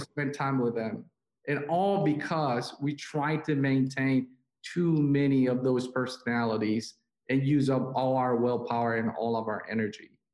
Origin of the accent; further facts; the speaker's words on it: South Korea; moved away; I'm uh, Chinese, but I was born and raised in South Korea.